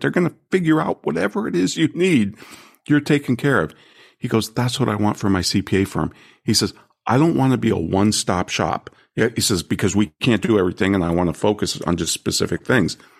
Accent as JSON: {"language": "English", "region": "California", "country": "United States", "said": "I'm from California"}